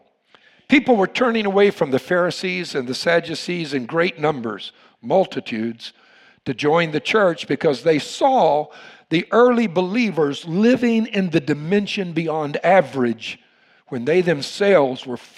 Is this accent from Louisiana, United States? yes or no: yes; Louisiana, United States; You all know I'm from Louisiana